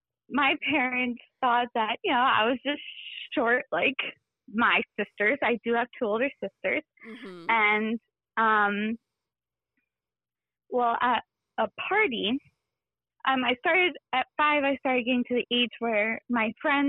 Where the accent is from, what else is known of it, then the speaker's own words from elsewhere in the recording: New Jersey, United States; I'm 26 years old, and I'm from New Jersey